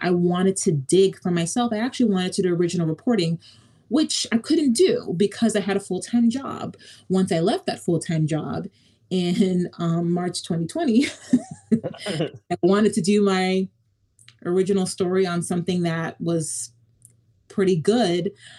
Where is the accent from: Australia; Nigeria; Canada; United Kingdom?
Nigeria; Not because I'm a mom, not because I'm Nigerian